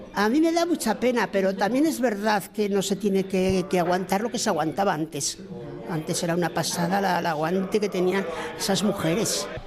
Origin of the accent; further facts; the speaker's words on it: Bilbao, Basque Country, Spain; also born or lived in Extremadura; Yo soy una vecina de Uretamendi, bueno, de Uretamendi viví mi, infancia y mi juventud hasta que me casé